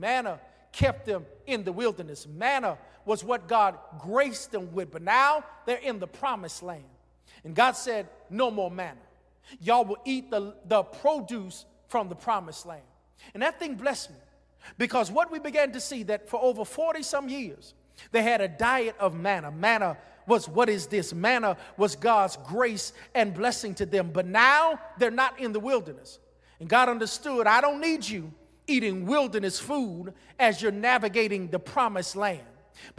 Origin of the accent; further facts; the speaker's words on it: Greensboro, North Carolina, United States; when I was growing up in Greensboro, North Carolina